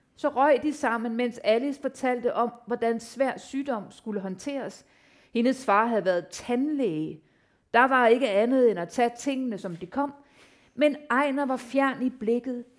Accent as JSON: {"language": "Danish", "country": "Denmark", "said": "jeg var den første dansker, der fik en novelle i The New Yorker"}